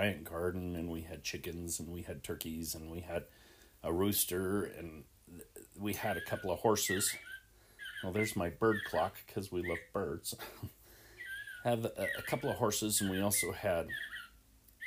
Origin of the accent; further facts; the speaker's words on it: Salt Lake City, Utah, United States; I grew up in Salt Lake City in Rose Park.